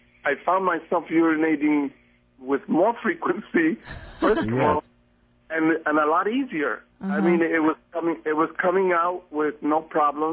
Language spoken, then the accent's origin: English; San Diego, California, United States; We're from Southern California, San Diego, California